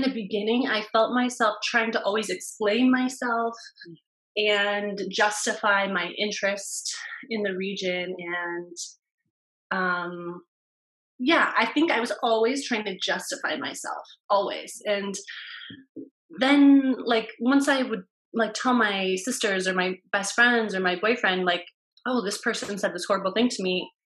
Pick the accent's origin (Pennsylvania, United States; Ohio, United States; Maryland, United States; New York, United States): Ohio, United States; Cleveland; I'm from Cleveland and I went to Case Western for my undergrad